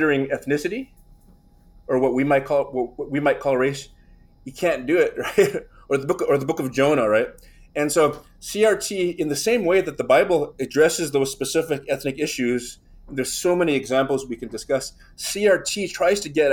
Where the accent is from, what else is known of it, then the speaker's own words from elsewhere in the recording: United States; I'm American, right? That's my first sort of national identity.